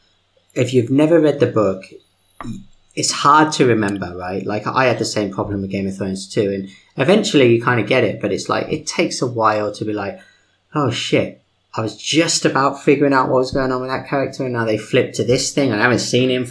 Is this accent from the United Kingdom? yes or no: yes; United Kingdom; accent: British; my British accent